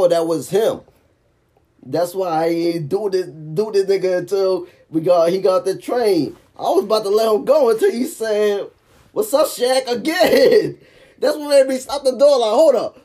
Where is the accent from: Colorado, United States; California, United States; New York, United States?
New York, United States; I'm from New York